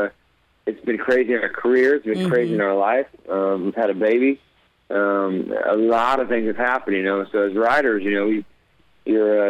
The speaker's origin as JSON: {"language": "English", "region": "Oklahoma", "country": "United States", "said": "I'm from Oklahoma"}